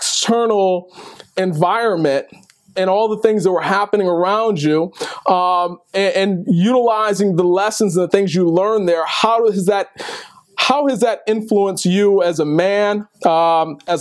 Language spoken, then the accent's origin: English; Detroit, Michigan, United States; moved away; as much as I hated it growing up in Detroit